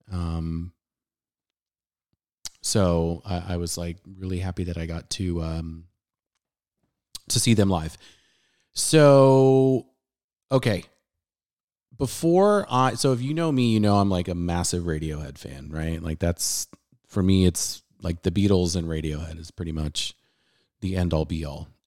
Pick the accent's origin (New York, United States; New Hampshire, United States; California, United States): California, United States; San Diego; I'm playing a lot of tracks that I listened to growing up in San Diego on local radio station 91X